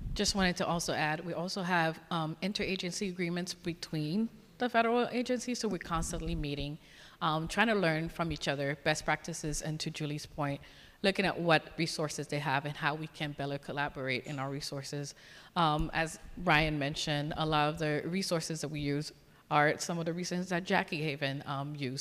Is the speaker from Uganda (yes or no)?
no; Haiti; moved away; I grew up in a beautiful island of Haiti, so growing up in the Caribbean